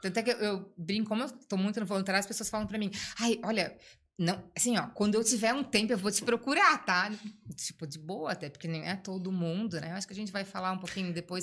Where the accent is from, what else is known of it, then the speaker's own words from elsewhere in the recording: Blumenau, Santa Catarina, Brazil; Eu nasci em Blumenau, é, sempre hum, estudei, morei aqui, fui fazer estudar fora um tempo, né? Para línguas tal, mas voltei